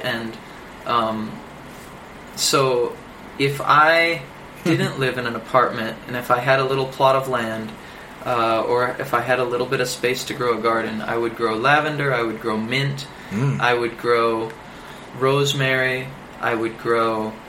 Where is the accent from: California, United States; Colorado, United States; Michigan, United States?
Michigan, United States; And I say, well, I'm from Michigan. Well, my dad doesn't really talk like this. And truth is, my accent is an amalgamation of places I've been and people that I've roomed